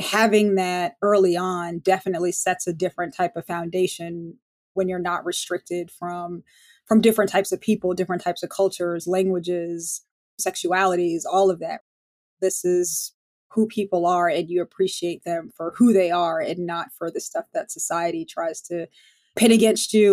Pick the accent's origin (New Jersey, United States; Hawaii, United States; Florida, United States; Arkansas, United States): New Jersey, United States; Montclair; I grew up in Montclair, New Jersey, born and raised, I guess, Jersey girl